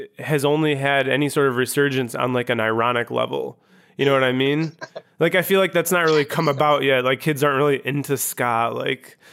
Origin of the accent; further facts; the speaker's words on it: Chicago, Illinois, United States; also born or lived in Grand Rapids; I'm from the Chicago.